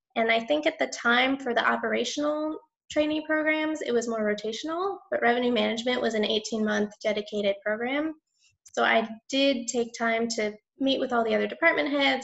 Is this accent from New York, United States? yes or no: no; Michigan, United States; moved away as an adult; now in New Orleans, United States; I grew up in Michigan